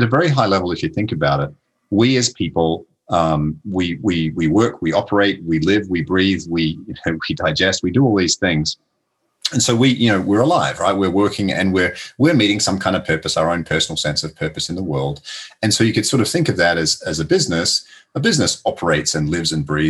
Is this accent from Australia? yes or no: yes; Adelaide, South Australia, Australia; moved away as an adult; now in Pittsburgh, United States; I'm originally from Adelaide, Australia. So that's where I grew up. But I did move here to Pittsburgh basically 20 years ago